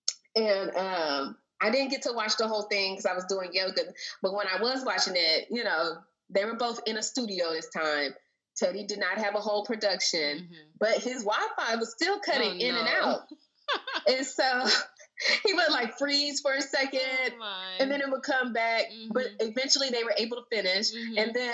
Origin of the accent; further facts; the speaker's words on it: United States; I'm American.